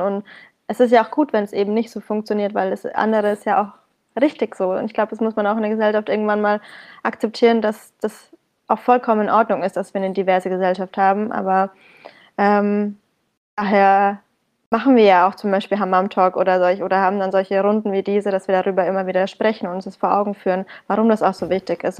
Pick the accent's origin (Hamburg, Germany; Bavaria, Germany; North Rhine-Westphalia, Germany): Bavaria, Germany; Bamberg; moved away as an adult; now in Berlin, Germany; in meiner Heimatstadt Bamberg